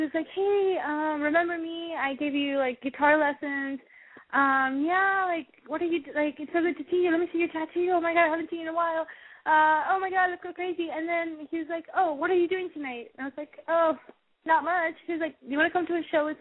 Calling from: San Francisco, California, United States; I'm 19 and I'm calling from San Francisco.

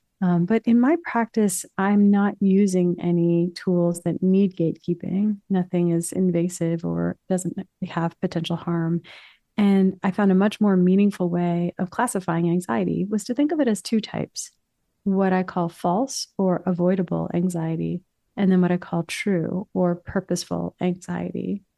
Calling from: New York City, New York, United States; New York City.

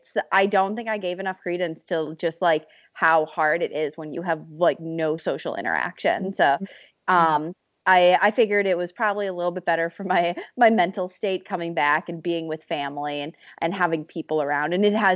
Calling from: Wisconsin, United States; Yeah, I am calling from Wisconsin right now. I'm back with my parents and my sister here. I usually live in Boston with my sister

